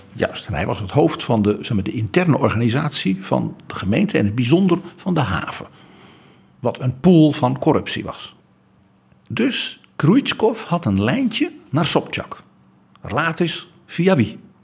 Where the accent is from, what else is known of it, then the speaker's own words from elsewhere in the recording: Netherlands; Wij West-Europeanen, wij Hollanders